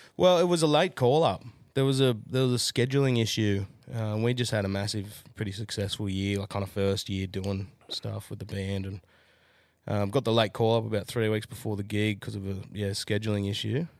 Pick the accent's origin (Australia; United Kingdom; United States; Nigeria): Australia; Jindabyne, New South Wales; also born or lived in Newcastle; now in Central Queensland, Australia; I'm from Ginderbine